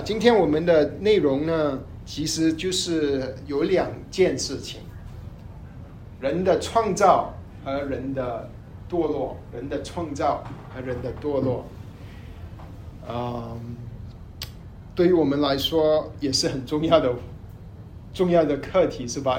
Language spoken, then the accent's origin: Chinese; Malaysia; 我是马来西亚的